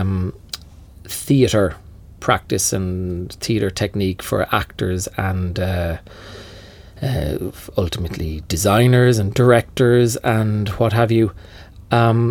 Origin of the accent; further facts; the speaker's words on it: Cork, Munster, Ireland; moved away; also born or lived in Dublin; I moved to Dublin from Cork for that reason, to join a fellow Cork man